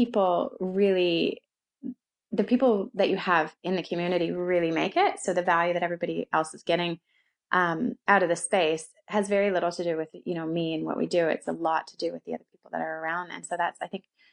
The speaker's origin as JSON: {"language": "English", "town": "London", "region": "Ontario", "country": "Canada", "tie": "born or raised there", "also_born_or_lived": "Calgary, Canada", "accent": "Canadian", "moved": "as an adult", "lives_now": "Auckland, New Zealand", "said": "I'm originally from Canada. So that's the Canadian accent, not American"}